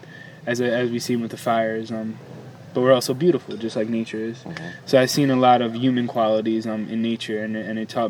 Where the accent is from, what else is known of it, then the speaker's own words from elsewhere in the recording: New York City, New York, United States; I'm from Manhattan